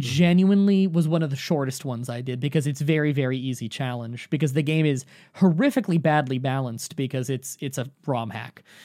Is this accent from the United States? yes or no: no; Canada; I'm Canadian